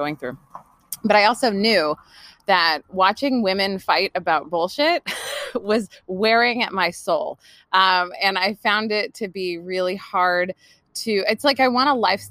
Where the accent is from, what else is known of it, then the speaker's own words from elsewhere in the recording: California, United States; also born or lived in New York / New Jersey; now in Olympic Peninsula, Washington, United States; I grew up in California